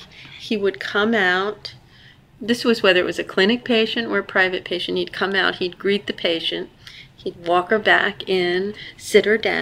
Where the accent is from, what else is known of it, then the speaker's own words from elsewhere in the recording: Vineland, New Jersey, United States; We grew up in Vineland, New Jersey. We grew up with our father's family, Italian Americans. We're the granddaughters of immigrants.